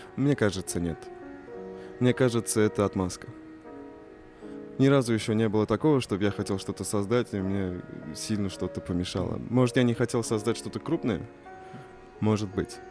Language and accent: Russian; Tatarstan, Russia; also born or lived in Istanbul, Turkey; у нас в Татарстане